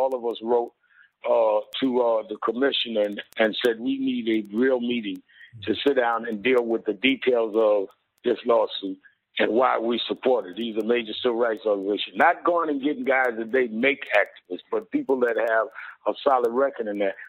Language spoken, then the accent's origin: English; New York City, New York, United States; I grew up in Brownsville, a little before him